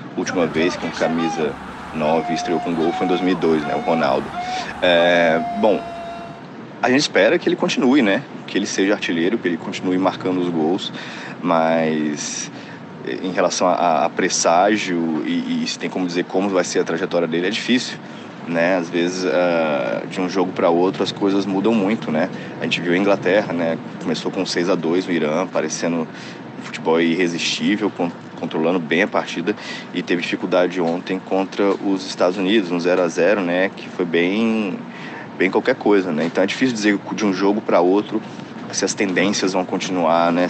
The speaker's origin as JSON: {"language": "Portuguese", "country": "Brazil", "moved": "yes", "lives_now": "Qatar", "said": "eu sou brasileiro"}